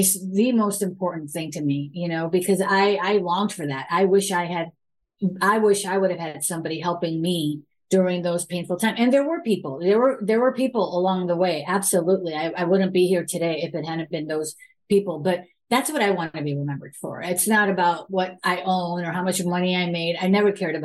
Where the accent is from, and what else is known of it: United States; born or raised there